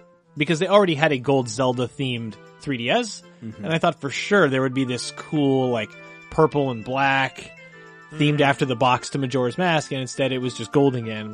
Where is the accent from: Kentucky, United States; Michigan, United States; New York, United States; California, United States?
Kentucky, United States; near Paducah; As someone growing up near Paducah, Kentucky